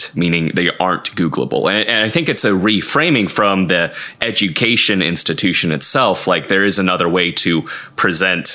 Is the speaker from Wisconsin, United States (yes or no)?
yes; Wisconsin, United States; I'm from Wisconsin